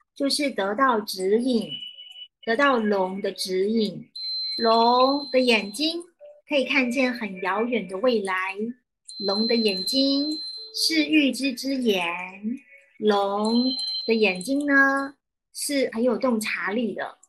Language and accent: Chinese; Taiwan; 我是台湾的，呃，教导灵性课程的老师